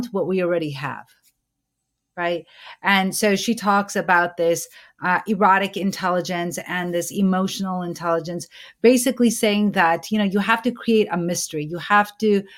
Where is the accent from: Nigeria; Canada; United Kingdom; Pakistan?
Pakistan; both you and I come from Pakistan